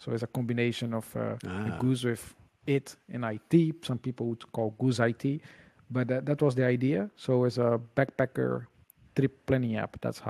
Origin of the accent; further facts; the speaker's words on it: Brazil; moved away as an adult; now in Netherlands; I'm actually from Brazil, living in Holland for the past 10 years.